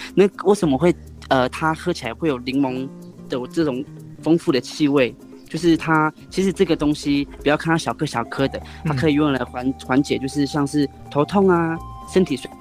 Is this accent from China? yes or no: no; Wanrong Township, Hualien County, Taiwan; 我是来自万荣商的…